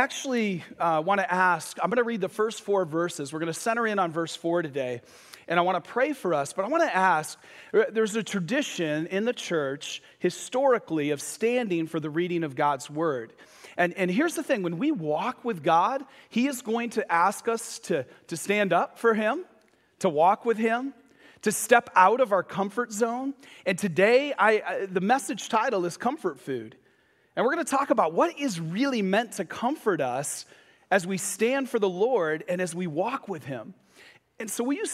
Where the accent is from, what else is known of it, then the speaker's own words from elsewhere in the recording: Michigan, United States; I grew up in Michigan, and I left the east side of the state to go to the west side of the state for college